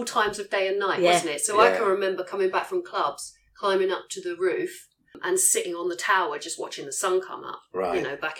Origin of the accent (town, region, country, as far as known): Norwich, East of England, United Kingdom; born or raised there; also born or lived in Essex / London